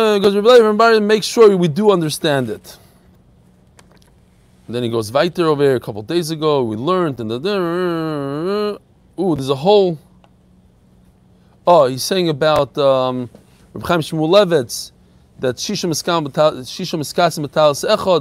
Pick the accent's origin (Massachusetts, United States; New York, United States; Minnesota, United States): New York, United States; New York City; also born or lived in Far Rockaway / Borough Park; I grew up just a few blocks away from here in Ir HaKodesh, Kensington